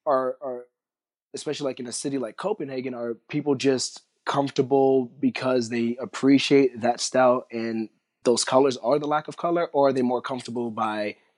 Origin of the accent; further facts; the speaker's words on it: New York City, New York, United States; I'm from Brooklyn